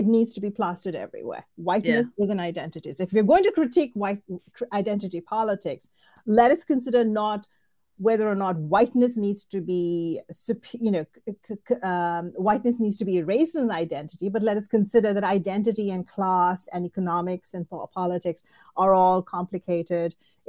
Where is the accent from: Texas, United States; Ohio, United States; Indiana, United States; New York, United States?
Indiana, United States; I mean, I'm quote unquote from Indiana, and there are, you know, entire towns built on the labor and the economy provided, you know, encouraged by immigrant workers.